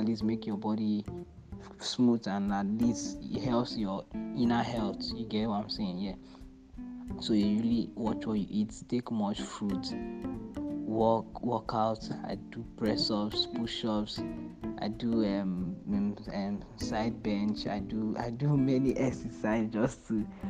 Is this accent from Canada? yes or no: no; Uyo, Akwa Ibom, Nigeria; also born or lived in Port Harcourt, Rivers State / Abia State (ancestral); born in Port Harcourt, brought up in Uyo, Akwa Ibom State.